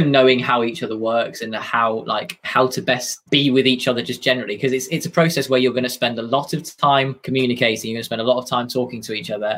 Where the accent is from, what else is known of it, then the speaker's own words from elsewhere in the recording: Cumbria, North West England, United Kingdom; I'm from Cumbria